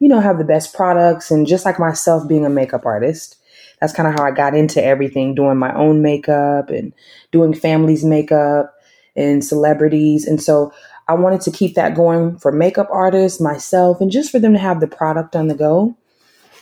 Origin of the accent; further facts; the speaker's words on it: Tulsa, Oklahoma, United States; moved away as an adult; also born or lived in Dallas, Texas / Los Angeles / Joliet, Illinois; I was born and raised in Oklahoma in a small town called Tulsa.